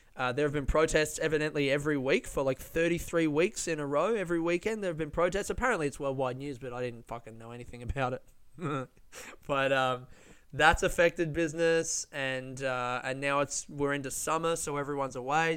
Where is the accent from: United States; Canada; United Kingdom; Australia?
Australia; Melbourne, Victoria; people from Melbourne, very proud of the coffee that we make